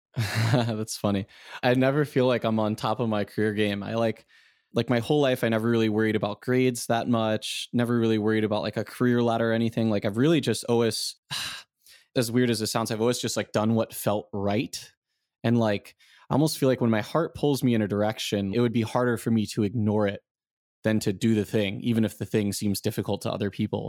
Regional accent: South Florida, United States; moved away as an adult; also born or lived in Michigan / San Francisco; now in Taiwan; I grew up in South Florida

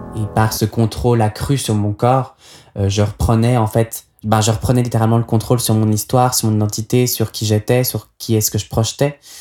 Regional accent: Nyon, Vaud, Switzerland; j'ai grandi à Nyon, dans les Hauts de Nyon, dans une vieille maison des années 20 avec un grand jardin.

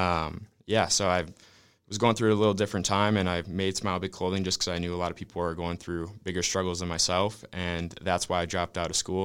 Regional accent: Wisconsin, United States; moved away as an adult; now in California, United States; I'm originally from Wisconsin

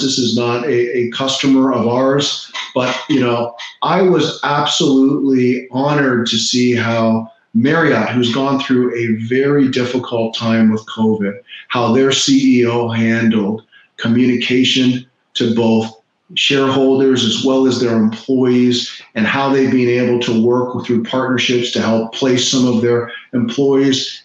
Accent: Toronto, Ontario, Canada; now in Florida, United States; I grew up in Toronto mm-hmm. and now I live in Florida.

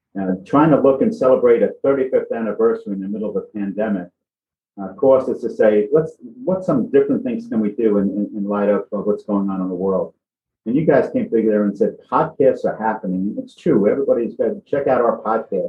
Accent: New York City, New York, United States; Born and raised in the Bronx, fellow Bronxite

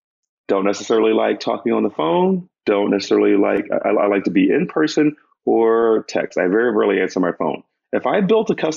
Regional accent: Northeast, United States; I'm from the Northeast

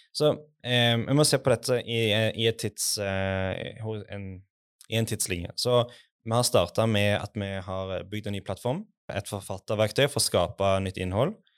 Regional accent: Western Norway, Norway; jeg er altså fra Vestlandet

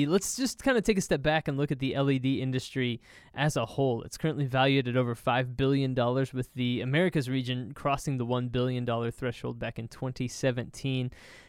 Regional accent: Texas, United States; I'm born and raised in Texas

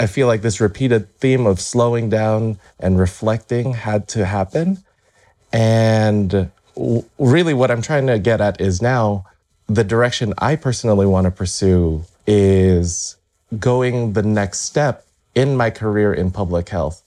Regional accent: Las Vegas, Nevada, United States; also born or lived in Irvine, California; I was able to find employment at the local university here in my hometown in Vegas

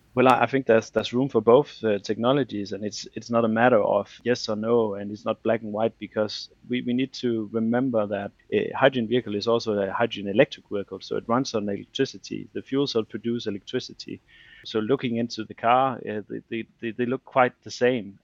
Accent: Denmark; I'm from Denmark

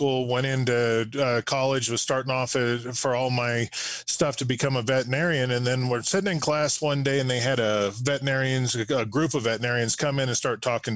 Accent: New Mexico, United States; I'm a third generation from New Mexico, born and raised here in New Mexico in a small farming community outside of Albuquerque

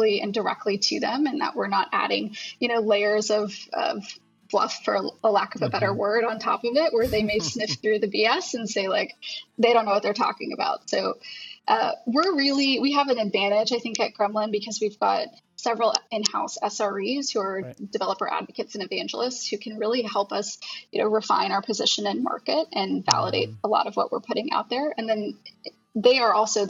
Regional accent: Houston, Texas, United States; now in Austin, United States; I'm from Houston originally

